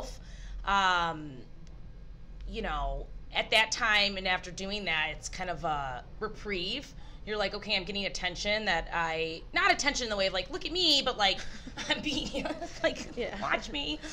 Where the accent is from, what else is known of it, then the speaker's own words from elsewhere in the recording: Michigan, United States; we're from Michigan.